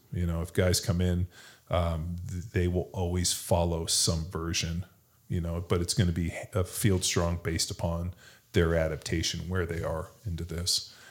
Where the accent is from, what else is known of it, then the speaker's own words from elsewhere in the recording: California, United States; now in Texas, United States; I'm from California